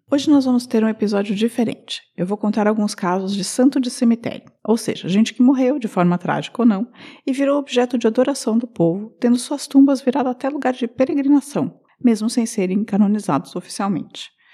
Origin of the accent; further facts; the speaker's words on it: Curitiba, Paraná, Brazil; uma história da minha terra, né? A famosa Curitiba.